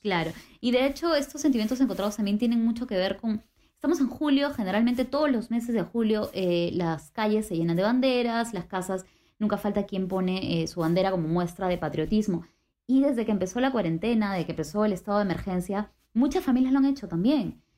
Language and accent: Spanish; Peru; nosotros como peruanos